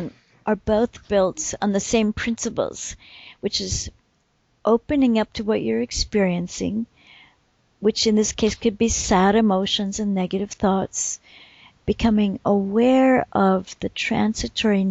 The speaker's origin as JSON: {"language": "English", "region": "Vermont", "country": "United States", "tie": "born or raised there", "moved": "as an adult", "lives_now": "Scandinavia", "said": "you and I grew up in Vermont"}